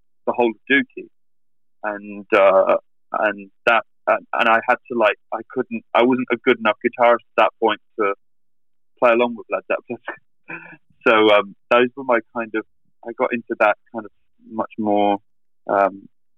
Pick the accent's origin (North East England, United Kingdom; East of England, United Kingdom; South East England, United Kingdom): South East England, United Kingdom; Reading; my hometown, you know, 60 miles away